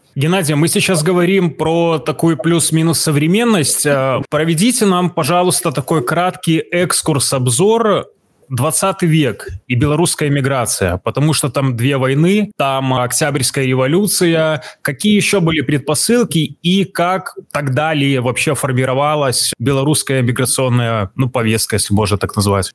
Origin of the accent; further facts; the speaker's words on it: Belarus; мы белорусы